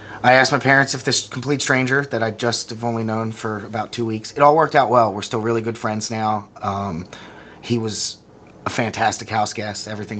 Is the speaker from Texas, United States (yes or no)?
no; Perkiomenville, Pennsylvania, United States; It's a small farm town about an hour west of Philadelphia. We all went to Boyertown Senior High School